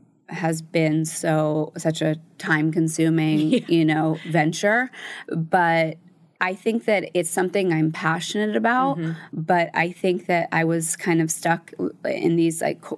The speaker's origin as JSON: {"language": "English", "region": "Connecticut", "country": "United States", "tie": "born or raised there", "said": "And my mom and my stepdad, when I was growing up in Connecticut, were working out of state."}